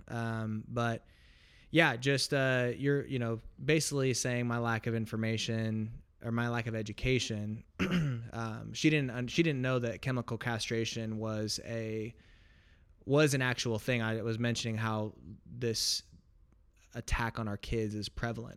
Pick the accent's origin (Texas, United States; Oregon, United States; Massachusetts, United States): Oregon, United States; Portland; I was born and raised in Portland, Oregon